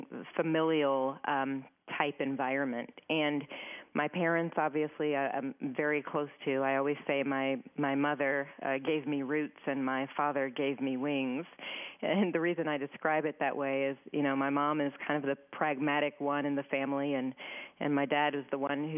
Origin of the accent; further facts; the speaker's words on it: New Bedford, Massachusetts, United States; moved away; I grew up in southeast Massachusetts in a relatively small town, city called New Bedford.